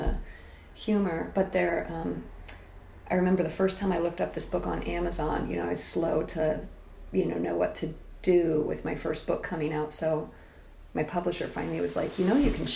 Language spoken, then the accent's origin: English; Indiana, United States; growing up in Indiana